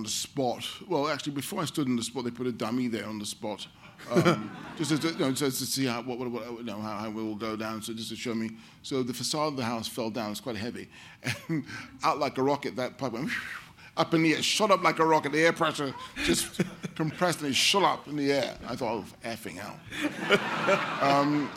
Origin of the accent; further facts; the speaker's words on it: London, United Kingdom; as a black child growing up in London